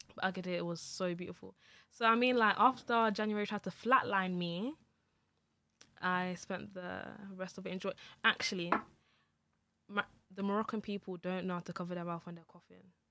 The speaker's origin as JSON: {"language": "English", "country": "Nigeria"}